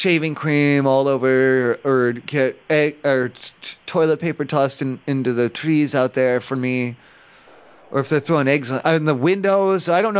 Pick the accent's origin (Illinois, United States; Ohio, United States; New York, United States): Ohio, United States; I'm from Ohio. I'm not from here. In Ohio at home, when I'm at home for Halloween, sometimes the neighborhood kids, and they throw eggs at houses or they put toilet paper on houses.